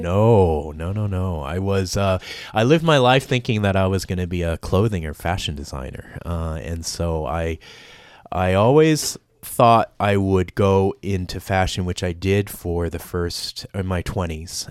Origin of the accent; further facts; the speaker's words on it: Los Angeles, California, United States; accent: Los Angelino; moved away as an adult; also born or lived in Vietnam / Pasadena; now in Australia; you would have guessed Los Angelino, and that's where I spent the first eighteen years of my life.